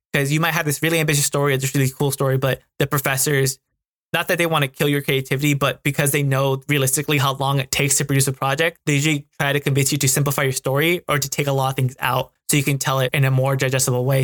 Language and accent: English; United States; being a Mexican American myself because growing up in America, I was more Americanized